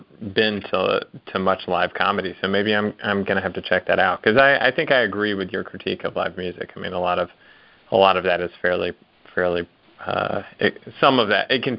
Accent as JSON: {"language": "English", "region": "the South", "country": "United States", "said": "I say that from a place of love as a Southerner"}